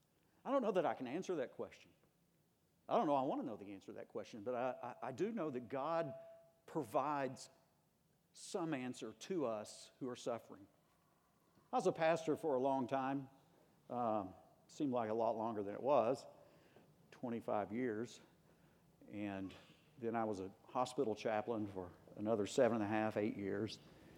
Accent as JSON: {"language": "English", "country": "United States", "tie": "born or raised there", "said": "I grew up in Tornado Alley right on the border of Arkansas, Oklahoma, and I did get over it. That is, being brought up there."}